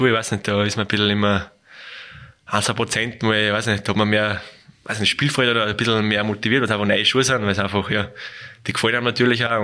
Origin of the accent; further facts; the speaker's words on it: Salzburg, Austria; bin Salzburger, muss ich Salzburg sagen.